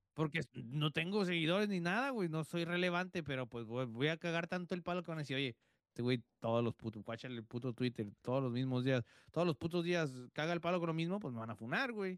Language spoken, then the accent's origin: Spanish; Guadalajara, Jalisco, Mexico; moved away; also born or lived in Tijuana; soy de Guadalajara, pero viví en Tijuana